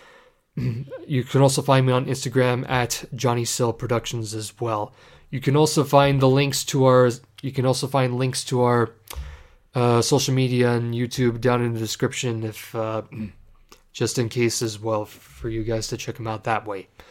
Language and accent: English; Ontario, Canada; I am from Canada, more specifically Ontario. I'm a proud Canadian.